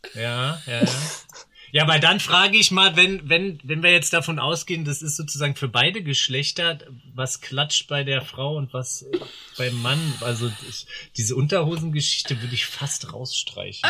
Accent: Berlin, Germany; ich komme aus Berlin. Äh, ursprünglich auch in Berlin geboren

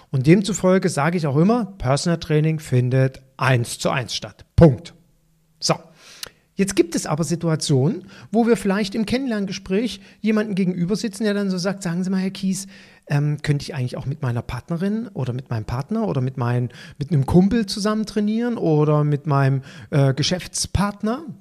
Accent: Cologne, North Rhine-Westphalia, Germany; So als Kölner nach Düsseldorf zu fahren, ist ja schon eine gewisse Hürde

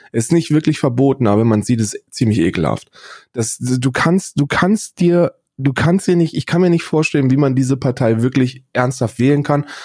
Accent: Northern Hesse, Germany; now in Berlin, Germany; ich bin ja ein Wessi, ich bin ja in, in Nordhessen aufgewachsen, mein Leben lang

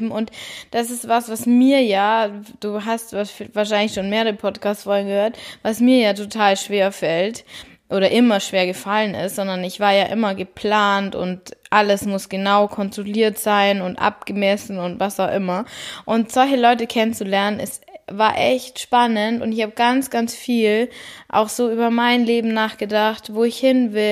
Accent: Bavaria, Germany; vor allem für mich als Bayerin ist es da oben echt ungewöhnlich, alles flach, dann das Meer

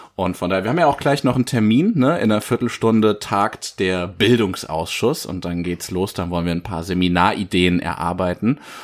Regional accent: Giessen, Hesse, Germany; meine Heimatstadt Gießen

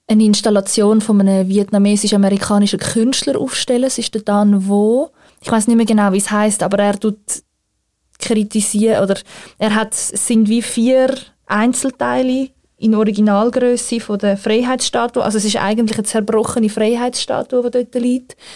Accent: Zurich, Switzerland; ich kann vielleicht als Schweizerin oder Zürcherin sehr selbstkritisch anmerken

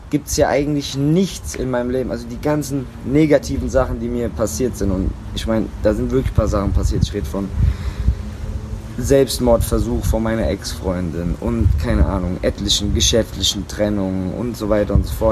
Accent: Germany; bei uns in Deutschland

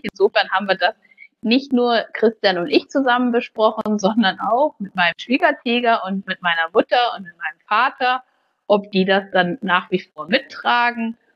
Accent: Baunatal, Hesse, Germany; dann habe ich mich aber letztendlich für meine Heimatstadt entschieden und habe gesagt, hier in Baunatal kann man gestalten

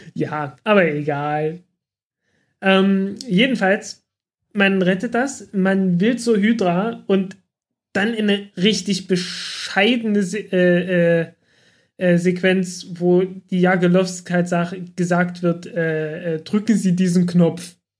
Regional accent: Germany; ich komme aus dem Dreiländereck zwischen Sachsen, Thüringen und Sachsen-Anhalt

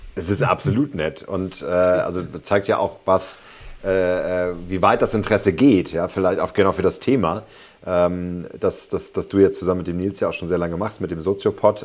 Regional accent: Berlin, Germany; Als Berliner

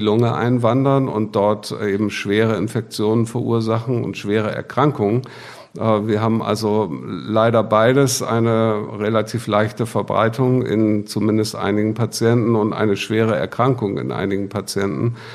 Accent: Bremen, Germany; ich komme aus Bremen ähm, habe dort auch äh, mein Studium begonnen

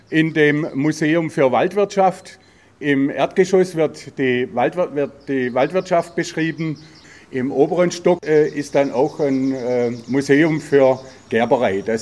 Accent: Baden-Württemberg, Germany; Ich bin geborener Schwarzwälder, weil meine Mutter ist geborene Schwarzwälder. Dann bin ich im Schwarzwald aufgewachsen und bin jetzt exakt seit 50 Jahren in Schildach

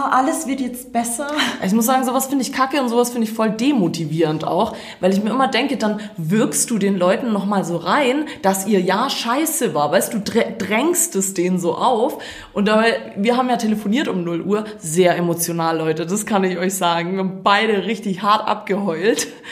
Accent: Croatia; now in Germany; Ich war in meiner Heimat

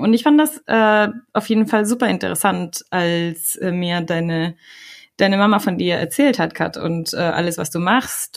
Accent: Ecuador; now in Germany; komme ich aus Ecuador und ähm, bin in Deutschland seit 2007

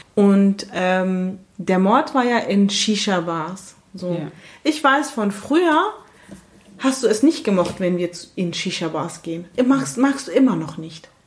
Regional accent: Germany; accent: Badensian and Palatinate; moved away as an adult; also born or lived in Frankfurt; ich da so ein bisschen den badensischen und felsischen Akzent habe

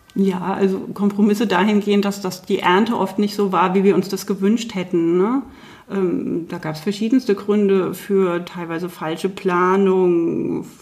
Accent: Germany; bei uns in Deutschland

